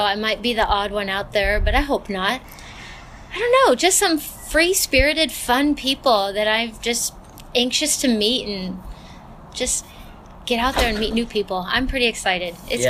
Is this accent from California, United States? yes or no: yes; Southern California, United States; moved away as an adult; now in Oregon, United States; I grew up actually in Southern California, and I moved to Oregon about 20 years ago, and I've been here ever since, and I couldn't imagine living anywhere else.